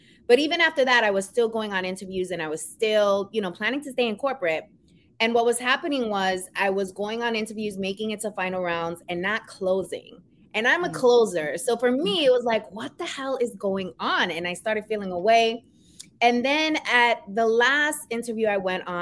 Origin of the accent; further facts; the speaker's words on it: New York City, New York, United States; accent: New York; moved away as an adult; now in New Jersey, United States; I am born and raised in New York, Queens. So I am a Queens girl. You might hear that New York accent come